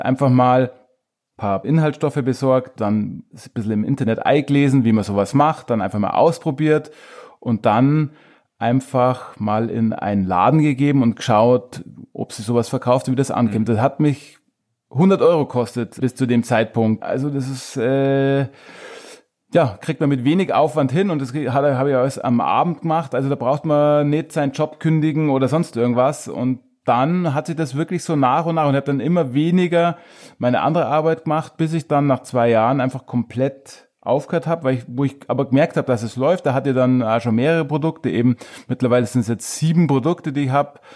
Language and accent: German; Truchtlaching, Bavaria, Germany; moved away as an adult; also born or lived in Munich; ich bin selber auf einem kleinen Dorf eben aufgewachsen in Tranweicher